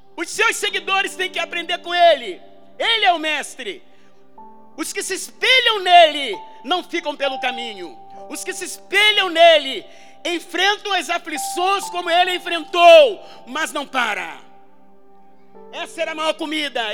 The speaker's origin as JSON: {"language": "Portuguese", "town": "Armação dos Búzios", "region": "Rio de Janeiro", "country": "Brazil", "tie": "born or raised there", "said": "eu sou do interior do Rio, eu sou de Búzios"}